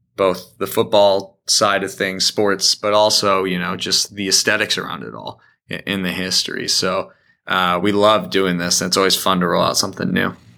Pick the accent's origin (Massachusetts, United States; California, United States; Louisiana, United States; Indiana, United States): Indiana, United States; also born or lived in Michigan; I grew up here in Indiana, also in Michigan for a while